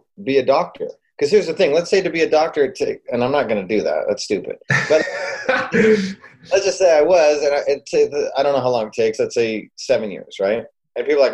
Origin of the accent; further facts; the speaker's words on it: Calgary, Alberta, Canada; I grew up in Calgary, Alberta, Canada, and so up north.